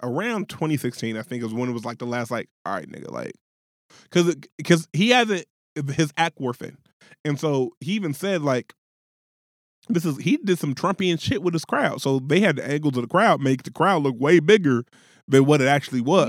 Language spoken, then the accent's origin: English; Middletown, Ohio, United States; I'm from Middletown, Ohio